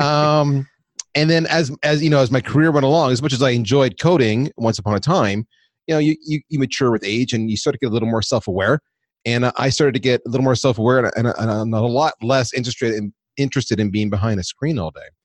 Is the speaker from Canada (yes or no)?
yes; Canada; moved away as an adult; also born or lived in United States; I'm Canadian, so I took a job in the U S